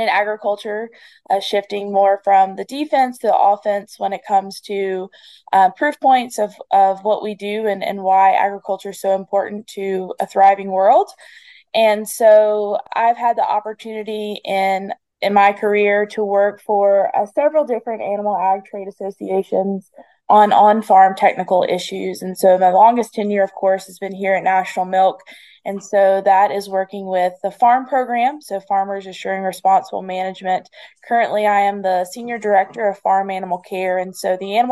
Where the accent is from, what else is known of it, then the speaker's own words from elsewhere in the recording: the Piedmont of North Carolina, United States; I grew up in the Piedmont and live in the Piedmont of North Carolina.